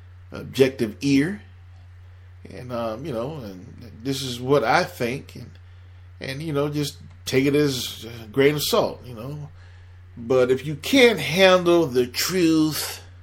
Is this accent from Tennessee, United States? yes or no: no; Miami, Florida, United States; moved away as an adult; also born or lived in Atlanta / Delaware / New Jersey / Philadelphia; I'm born and raised in Miami